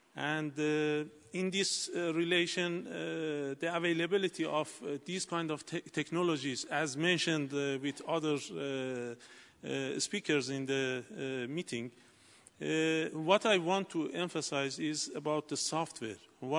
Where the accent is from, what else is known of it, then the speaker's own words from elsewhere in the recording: Iran; I am from Iran.